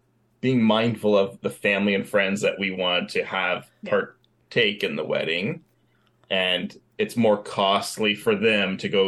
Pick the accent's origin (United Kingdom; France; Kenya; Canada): Canada; As a Canadian